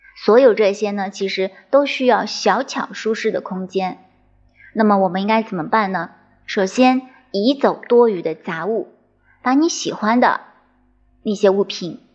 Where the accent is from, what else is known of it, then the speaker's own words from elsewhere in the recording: China; 我们中国人